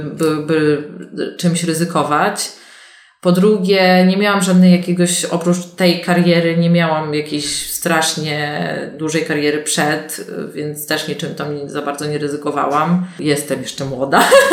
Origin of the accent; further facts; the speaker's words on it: Poland; ja się urodziłam i wychowałam na wsi e, w wielodzietnej rodzinie